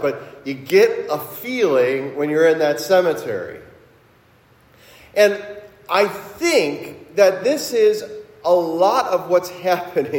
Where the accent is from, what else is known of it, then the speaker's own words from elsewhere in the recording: Cincinnati, Ohio, United States; now in Milwaukee, United States; When I was a kid growing up in Cincinnati